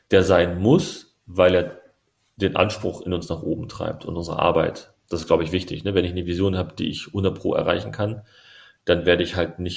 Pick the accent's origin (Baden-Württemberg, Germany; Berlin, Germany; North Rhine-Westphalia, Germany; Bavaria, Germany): Berlin, Germany; Ich bin ja auch, ne, ich bin, meine Mama ist Türkin, mein Papa ist Deutscher. Ich bin aus Berlin-Neukölln.